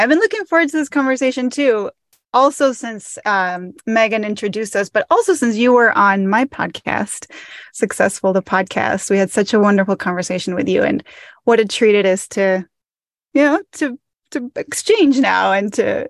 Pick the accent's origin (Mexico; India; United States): Mexico; So I grew up in Mexico and I moved. My dad worked in the port industry in Mexico.